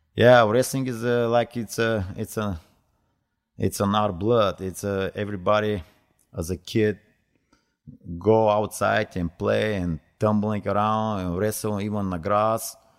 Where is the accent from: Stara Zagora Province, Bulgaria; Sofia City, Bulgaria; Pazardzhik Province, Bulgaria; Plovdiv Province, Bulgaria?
Stara Zagora Province, Bulgaria; Stara Zagora; English is a second language; moved away; I am from, from Bulgaria. I born in Stara Zagora, that's my hometown, uh, nineteen sixty-eight